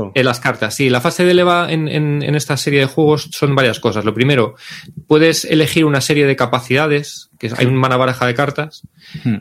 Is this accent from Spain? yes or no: yes; Medinaceli, Castile and León, Spain; Medinaceli, que es mi pueblo